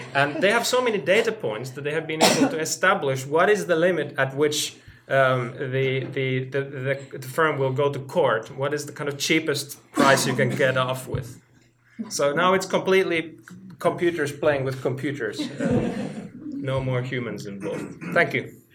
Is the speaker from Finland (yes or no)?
yes; Finland; moved away as an adult; now in Oxford, United Kingdom; I'm from Finland